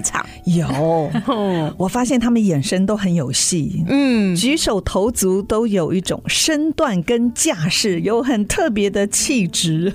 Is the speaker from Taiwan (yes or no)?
yes; Taiwan; accent: Taiwanese indigenous; 我原住民的口音